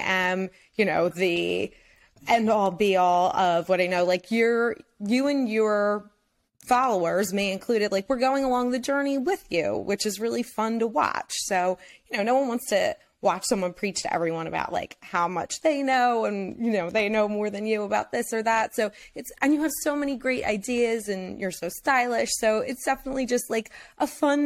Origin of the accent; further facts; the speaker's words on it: Philadelphia, Pennsylvania, United States; I'm from Philly.